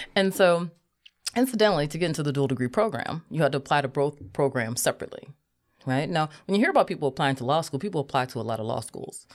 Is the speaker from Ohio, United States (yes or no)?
yes; Cleveland, Ohio, United States; I'm from Cleveland